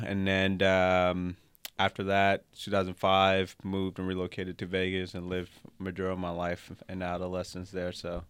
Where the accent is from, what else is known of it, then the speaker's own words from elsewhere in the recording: Monrovia, Montserrado, Liberia; Yes, I'm from West Africa originally, Liberia, Monrovia. So shout out to our Liberians out there.